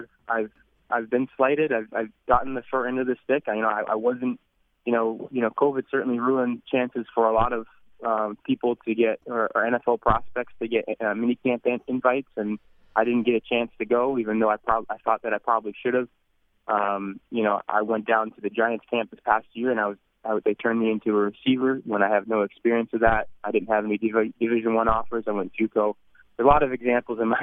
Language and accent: English; Canada; moved away as an adult; also born or lived in United States; I was from Canada